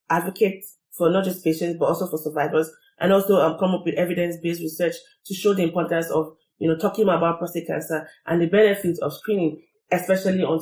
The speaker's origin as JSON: {"language": "English", "country": "Nigeria", "said": "from my experience being Nigerian"}